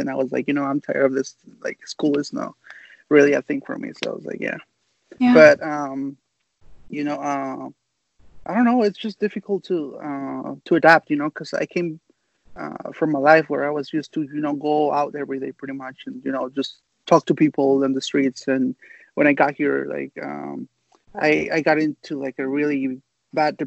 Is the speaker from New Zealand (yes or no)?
no; Mexico; English is a second language; also born or lived in United States; now in San Diego, United States; my parents took me back to Mexico when I was about 3 years old or something like that. So I lived there in Mexico most of my life